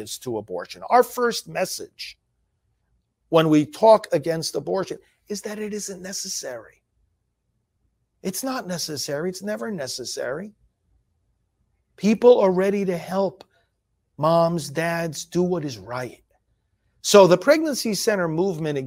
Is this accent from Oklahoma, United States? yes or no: no; New York, United States; I'm from New York also originally, as you know, down further south